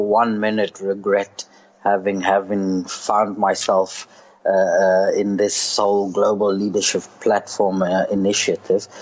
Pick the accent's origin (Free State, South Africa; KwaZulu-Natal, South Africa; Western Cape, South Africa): Free State, South Africa; Kroonstad; moved away as an adult; now in Sudan; I'm a South African. I'm born in Kroonstadt in the Free State